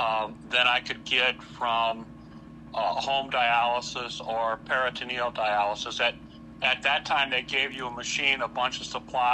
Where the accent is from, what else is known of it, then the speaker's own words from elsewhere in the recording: Hammond, Indiana, United States; I'm from Hammond, Indiana.